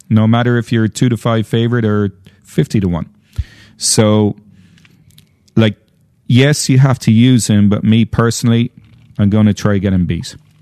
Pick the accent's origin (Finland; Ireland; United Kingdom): Ireland; I'm Irish, I'm saying tree, not three